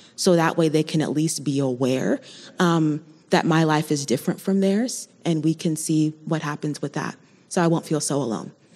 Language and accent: English; Colorado Springs, Colorado, United States; I was born and raised here in the Springs